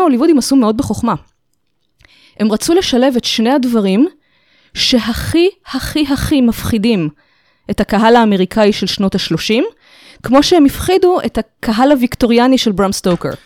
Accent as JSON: {"language": "Hebrew", "country": "Israel", "tie": "born or raised there", "said": "נולדתי בארץ, ההורים מחבר העמים"}